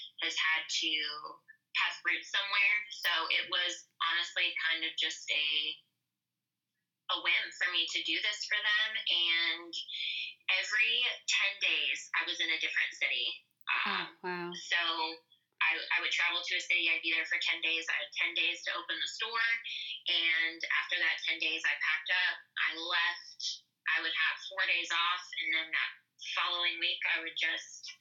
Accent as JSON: {"language": "English", "town": "Pittsburgh", "region": "Pennsylvania", "country": "United States", "tie": "born or raised there", "moved": "as an adult", "lives_now": "Louisville, United States", "said": "I grew up in Pittsburgh, Pennsylvania, in a small town like right outside of the city. That's where I spent my childhood, and I moved to Louisville in 2008"}